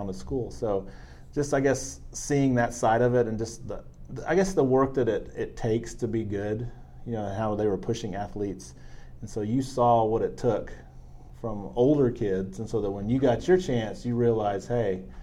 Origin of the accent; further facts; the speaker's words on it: San Antonio, Texas, United States; also born or lived in Lufkin, Texas; we grew up in San Antonio